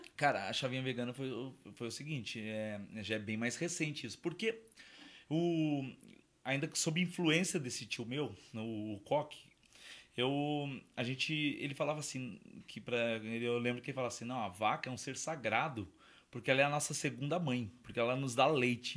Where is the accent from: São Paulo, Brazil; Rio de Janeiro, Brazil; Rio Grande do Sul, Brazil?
São Paulo, Brazil; now in Jundiaí, Brazil; a minha família é de lá, eu não sou, né? Eu sou, eu sou paulistano